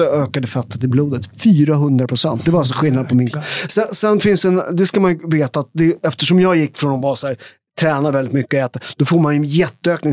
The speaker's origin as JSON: {"language": "Swedish", "area": "outside Naples", "region": "Campania", "country": "Italy", "moved": "yes", "lives_now": "Sweden", "said": "där jag kommer från i Italien, där har, alltså jag kommer från de värsta områdena utanför Neapel"}